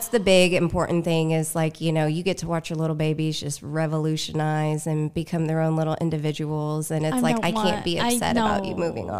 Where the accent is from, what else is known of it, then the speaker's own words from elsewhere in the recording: Evansville, Indiana, United States; So I am from here in Evansville. I've been here basically my whole life.